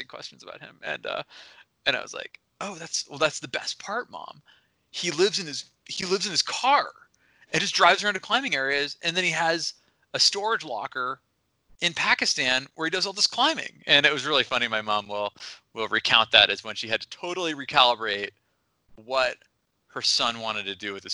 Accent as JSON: {"language": "English", "town": "Seattle", "region": "Washington", "country": "United States", "tie": "born or raised there", "moved": "yes", "lives_now": "Smith Rock, United States", "said": "I grew up in Seattle"}